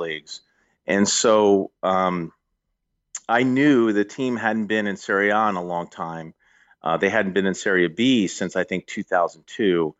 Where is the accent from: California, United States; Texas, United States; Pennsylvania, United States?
Pennsylvania, United States; Philadelphia; I grew up in Philadelphia area